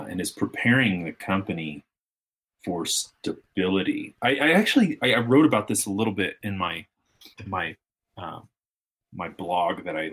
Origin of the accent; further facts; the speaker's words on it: United States; as American business owners and operators